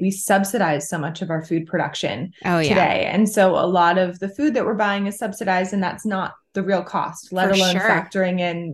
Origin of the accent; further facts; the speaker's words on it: California, United States; I grew up in California